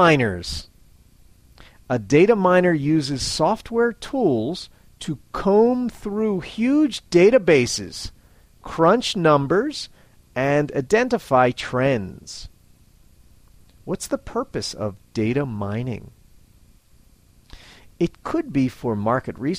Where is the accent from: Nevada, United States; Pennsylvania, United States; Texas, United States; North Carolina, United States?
Pennsylvania, United States; Philadelphia; I'm from Philadelphia, Pennsylvania, United States of America